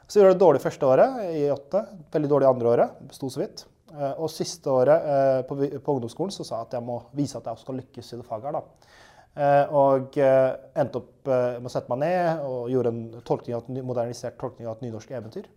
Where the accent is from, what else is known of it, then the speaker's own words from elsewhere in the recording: Halden, Østfold, Norway; moved away as an adult; now in Oslo, Norway; jeg er eh, en haldenser. Eh, født og oppvokst i Halden